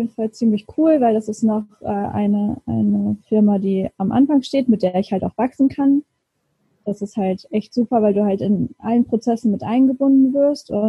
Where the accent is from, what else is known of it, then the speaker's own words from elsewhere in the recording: Lower Saxony, Germany; now in Hamburg, Germany; ich bin eigentlich eine Niedersächsin und mhm. äh, bin leider keine Original-Hamburgerin. bin auch dazugezogen.